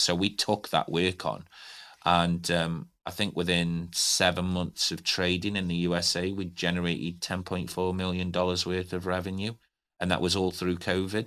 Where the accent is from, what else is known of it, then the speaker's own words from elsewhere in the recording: Stoke-on-Trent, West Midlands, United Kingdom; moved away as an adult; now in Newcastle, United Kingdom; I'm not from Newcastle. It is my home. And I, I look at it as my home now. I've been here for nearly twenty years. Um, grew up in Stoke on Trent